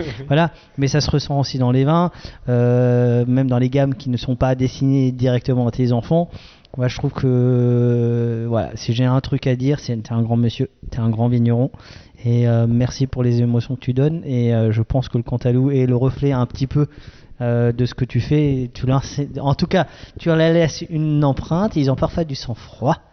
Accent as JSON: {"language": "French", "area": "Alsace", "region": "Grand Est", "country": "France", "said": "on est des Alsaciens"}